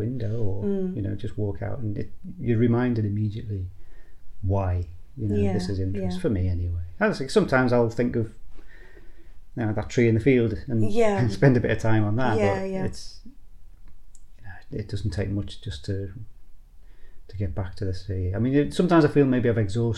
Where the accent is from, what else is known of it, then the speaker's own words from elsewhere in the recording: Liverpool, North West England, United Kingdom; moved away; also born or lived in Northumberland coast; I grew up in Liverpool, which is a very industrialised coast around there